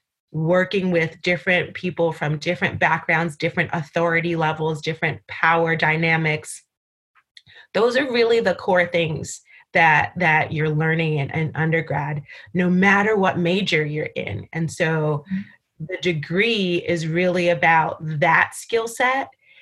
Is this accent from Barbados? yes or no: yes; Barbados; And I went to Barbados, my hometown, where I was born.